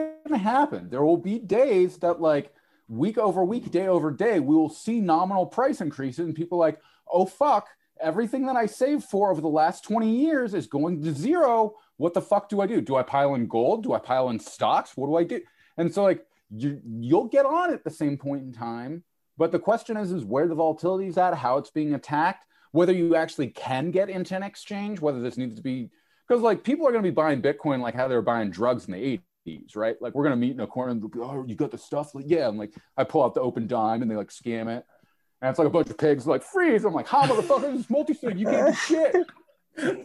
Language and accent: English; United States; as an American